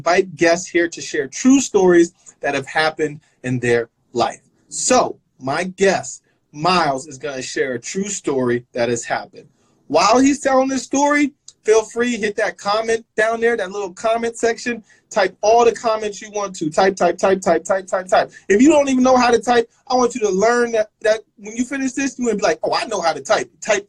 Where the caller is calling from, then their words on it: Jersey City, New Jersey, United States; I'm checking in from Jersey City.